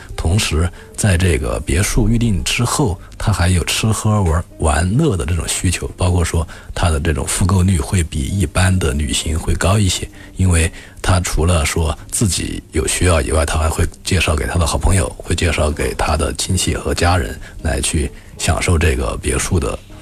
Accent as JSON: {"language": "Chinese", "region": "Hubei", "country": "China", "said": "我是湖北人"}